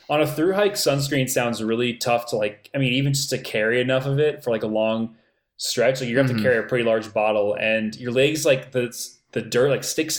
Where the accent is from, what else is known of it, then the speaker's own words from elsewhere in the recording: Florida, United States; moved away; I grew up in Florida